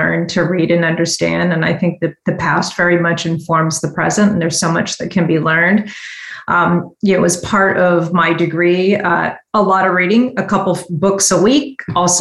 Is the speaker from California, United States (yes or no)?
yes; San Francisco Bay Area, California, United States; also born or lived in Washington, D.C. / San Diego; I grew up here in the San Francisco Bay Area, though I've had an opportunities to live in Washington, D.C., in San Diego.